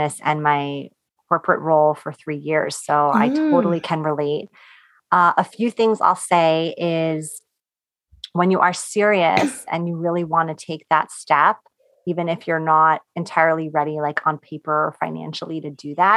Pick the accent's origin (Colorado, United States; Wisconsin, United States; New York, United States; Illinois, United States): New York, United States; I'm from New York